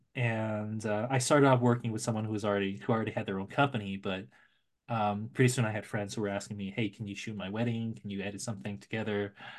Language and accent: English; San Francisco Bay Area, California, United States; now in Los Angeles, United States; I grew up in the Bay Area